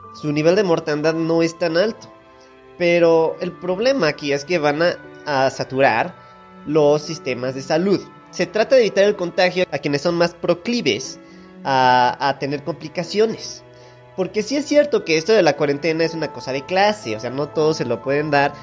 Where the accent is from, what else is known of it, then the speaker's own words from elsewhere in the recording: Mexico; Somos México, somos el Turquía latinoamericano.